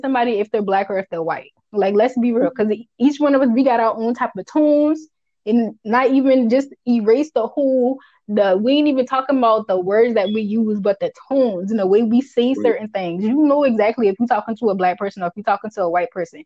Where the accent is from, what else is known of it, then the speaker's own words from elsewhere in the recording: United States; accent: Geechee; first language Geechee; my language, my first language